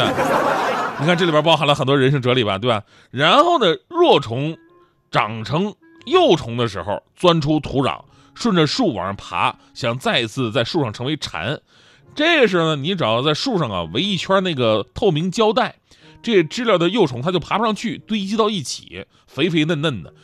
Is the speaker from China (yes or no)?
yes; Northeast China, China; also born or lived in Jiangsu and Zhejiang / Shandong (grandparents); 还有东北，东北就是吃饺子，啊，东北反正是个节气就吃饺子。就我们对饺子有谜一样的爱恋